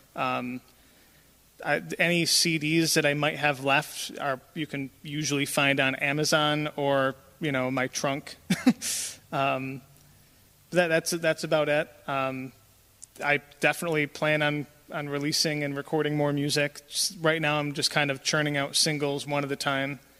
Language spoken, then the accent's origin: English; Jamestown, New York, United States; I have lived in Jamestown most of my life.